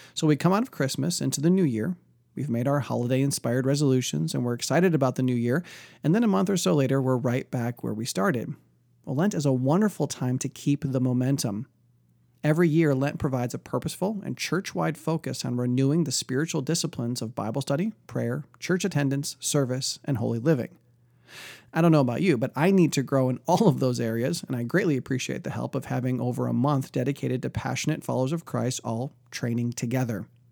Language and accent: English; outside of Detroit, Michigan, United States; growing up outside of Detroit, there was a huge Polish population